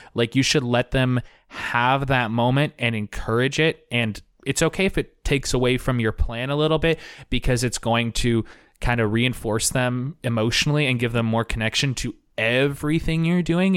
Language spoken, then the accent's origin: English; Portland, Oregon, United States; I am back in my hometown of Portland, Oregon